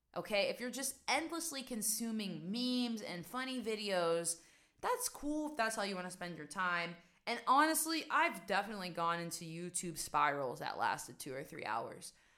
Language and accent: English; West Virginia, United States; moved away as an adult; also born or lived in New York / Amsterdam, Netherlands; now in Netherlands; so I'm originally from West Virginia, guys. I'm originally from a small town where stress just doesn't exist. Like, I don't remember growing up and feeling stressed.